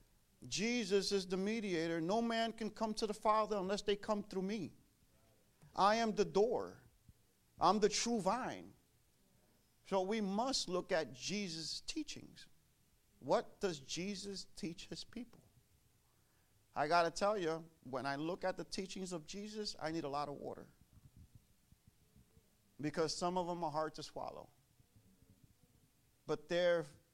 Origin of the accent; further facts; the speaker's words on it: New York City, New York, United States; moved away as an adult; now in Connecticut, United States; I was born and raised in Brooklyn, New York